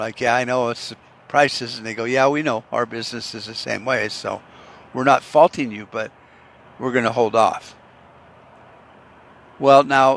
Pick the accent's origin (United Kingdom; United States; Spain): United States; also born or lived in Arizona; as an American